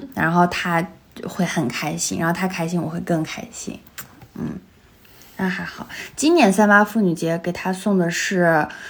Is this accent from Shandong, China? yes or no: no; Xinjiang, China; moved away; 我是新疆的啊